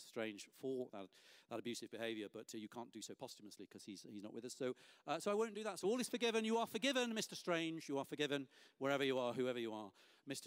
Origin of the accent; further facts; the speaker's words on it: Lancaster, North West England, United Kingdom; I received the freedom of the city of my hometown, Lancaster